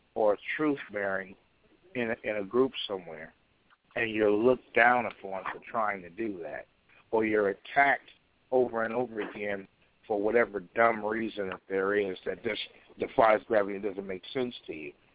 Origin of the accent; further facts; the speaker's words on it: Chicago, Illinois, United States; I was raised in Chicago, directly under Elijah Muhammad